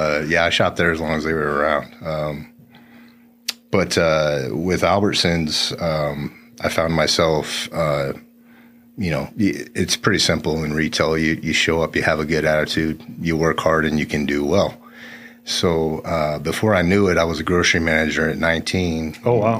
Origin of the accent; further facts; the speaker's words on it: Phoenix, Arizona, United States; I was born at Good Sam here in Phoenix